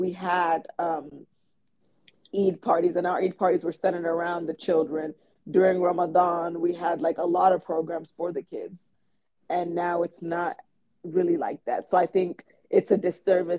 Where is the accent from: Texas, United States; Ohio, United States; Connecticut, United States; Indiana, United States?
Texas, United States; Houston; I heavily grew up in a Nigerian community, I also heavily grew up in Desi and Arab communities because Houston is also very, very diverse in that way